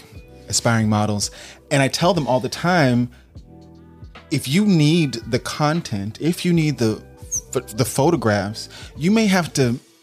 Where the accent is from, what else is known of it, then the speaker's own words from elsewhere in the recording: Nashville, Tennessee, United States; I'm from Nashville, the other T state